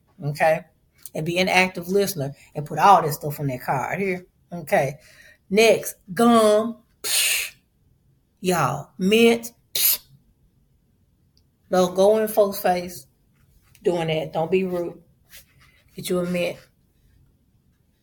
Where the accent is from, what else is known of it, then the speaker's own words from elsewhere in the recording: Memphis, Tennessee, United States; I'm from Memphis